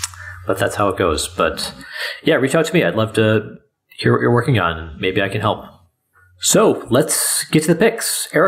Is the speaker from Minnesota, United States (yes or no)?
yes; Minneapolis, Minnesota, United States; No, I'm from Minneapolis.